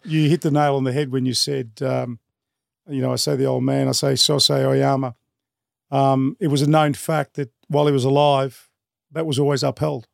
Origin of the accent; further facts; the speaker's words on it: Melbourne, Victoria, Australia; growing up in Brunswick, it was an area where respect was earned